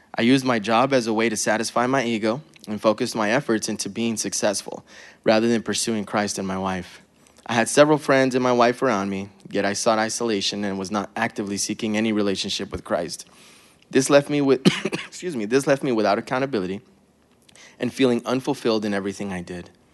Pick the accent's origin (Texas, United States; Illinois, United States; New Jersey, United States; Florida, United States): Texas, United States; El Paso; I was born in El Paso, Texas